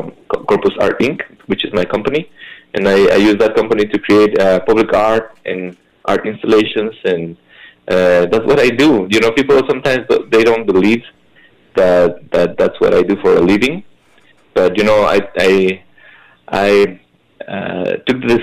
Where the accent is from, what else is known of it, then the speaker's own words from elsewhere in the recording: Hidalgo, Mexico; moved away as an adult; now in Detroit, United States; I come from Hidalgo, Mexico